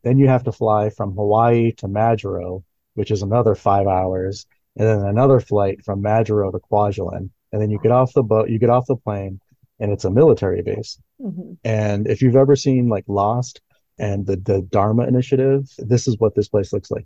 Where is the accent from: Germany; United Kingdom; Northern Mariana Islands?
Northern Mariana Islands; moved away; also born or lived in Florida; I'm actually from the Northern Mariana Islands, even though I went to school in Florida